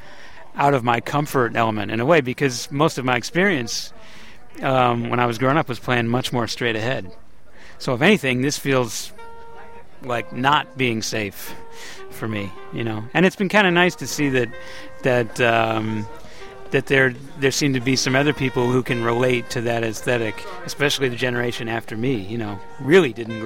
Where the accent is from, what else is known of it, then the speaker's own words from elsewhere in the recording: Columbia, South Carolina, United States; as an 8-year-old growing up in Columbia, South Carolina